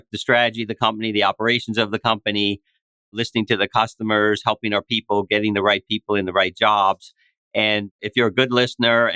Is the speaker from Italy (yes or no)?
no; East Coast Canada, Atlantic Canada, Canada; moved away as an adult; now in United States; I grew up in East Coast Canada in a small town